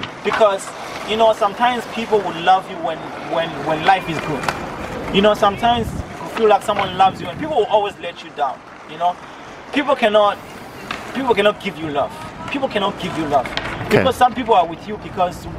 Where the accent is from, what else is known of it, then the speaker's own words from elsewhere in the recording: Zimbabwe; moved away as an adult; also born or lived in South Africa; now in Galway, Ireland; I was born in Zimbabwe. You know, I was born in Zimbabwe. I lived in Zimbabwe almost all my life.